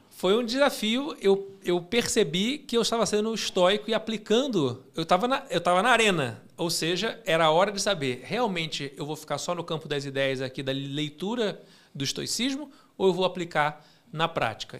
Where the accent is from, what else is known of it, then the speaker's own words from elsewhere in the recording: Rio de Janeiro, Brazil; now in São Paulo, Brazil; eu sou carioca morando em São Paulo